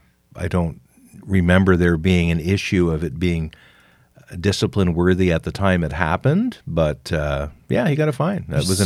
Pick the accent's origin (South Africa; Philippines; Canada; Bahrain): Canada; We're from Canada.